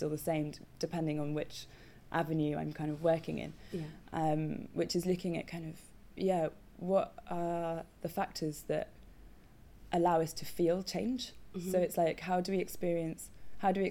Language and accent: English; Coventry, West Midlands, United Kingdom; moved away as an adult; also born or lived in Dartington; I grew up in Coventry